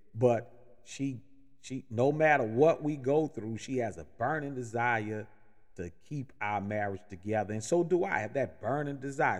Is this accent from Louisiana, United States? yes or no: yes; New Orleans, Louisiana, United States; now in Atlanta, United States; I'm originally born and raised in New Orleans